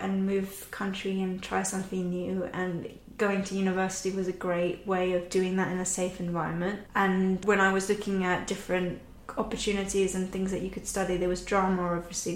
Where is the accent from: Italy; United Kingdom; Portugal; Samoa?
Italy; an hour from Venice, northern Italy; moved away; I was born in Italy, in the north of Italy, an hour away from Venice